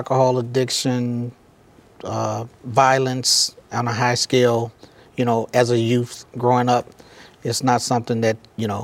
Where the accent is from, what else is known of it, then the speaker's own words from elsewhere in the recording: Chicago, Illinois, United States; I grew up, I was born and raised in Chicago, Illinois, west side of Chicago